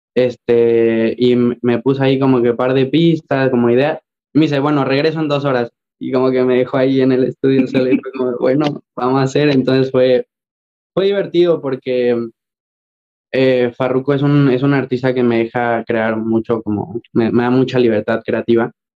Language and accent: Spanish; Mexico; moved away as an adult; muy, muy orgulloso de ser mexicano